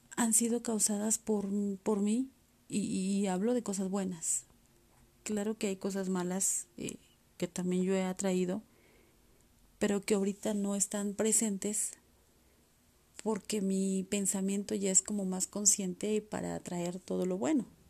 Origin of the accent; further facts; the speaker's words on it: Mexico; aquí en mi país, México